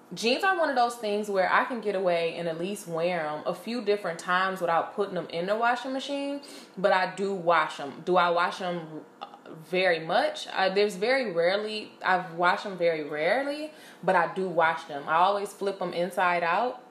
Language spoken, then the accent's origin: English; Detroit, Michigan, United States; I'm from Detroit